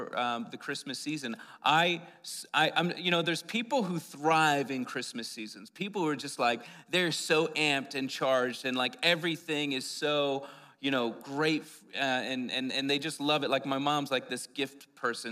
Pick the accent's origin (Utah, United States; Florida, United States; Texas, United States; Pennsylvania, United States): Pennsylvania, United States; moved away as an adult; now in Albuquerque, United States; I'm born and raised in Pennsylvania